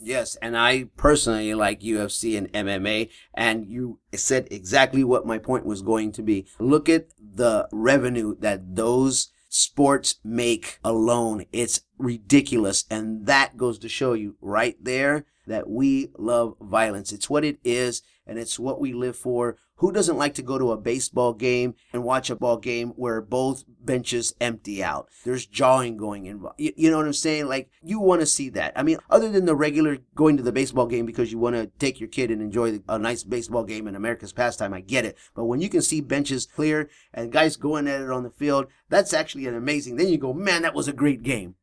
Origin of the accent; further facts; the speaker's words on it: Texas, United States; moved away; I'm from Texas. We didn't play lacrosse at my high school